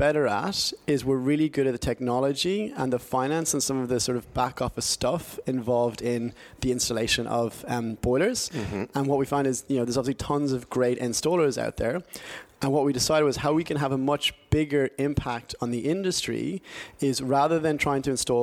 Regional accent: Ireland; moved away as an adult; now in London, United Kingdom; born and bred in Ireland. I was there until I was about sort of 21, 22. And then I came across here and did a master's degree and been in London for about sort of 12 years now.

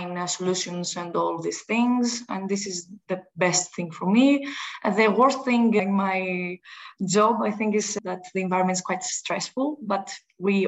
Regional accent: Greece; I'm from Greece.

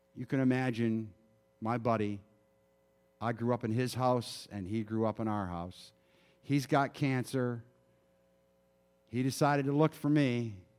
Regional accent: Michigan, United States; moved away; I grew up in Michigan

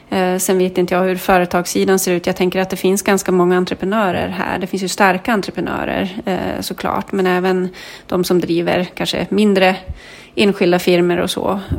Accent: Kalix, Norrbotten County, Sweden; now in Nyköping, Sweden; jag berättar ju gärna att jag kommer från Kalix

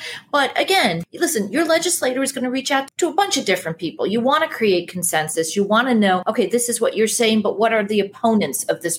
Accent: Chicago, Illinois, United States; which I'm from Chicago.

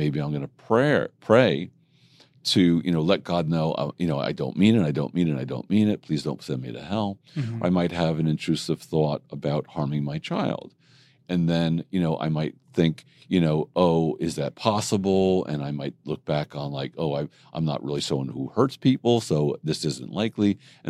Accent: Jersey Shore, New Jersey, United States; now in New York City, United States; I grew up in Jersey Shore.

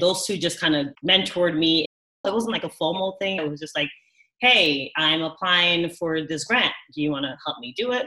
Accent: New York City, New York, United States; also born or lived in Ghana / Madison, Wisconsin; I was born in Ghana, but I was raised in the Bronx and now I live in downtown Manhattan.

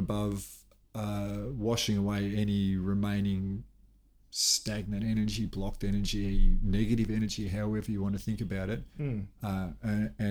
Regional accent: Melbourne, Victoria, Australia; now in Cairns, Australia; We lived in a suburb in what was then outer Melbourne when I grew up in Blackburn.

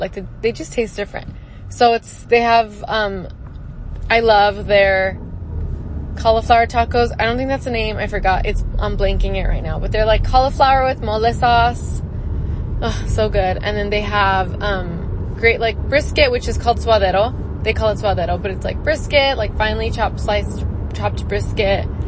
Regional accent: El Paso, Texas, United States; now in Phoenix, United States; so I am originally from El Paso, Texas. I live now in Phoenix.

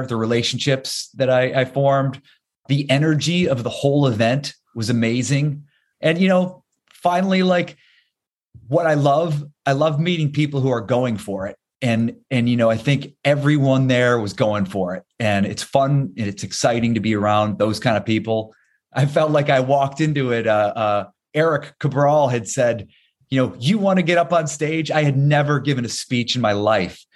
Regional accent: Ohio, United States; moved away; growing up in Ohio

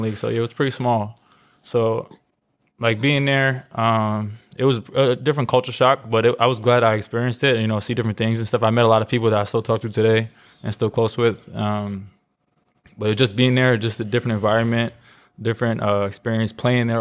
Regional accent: New York City, New York, United States; I grew up in Brooklyn

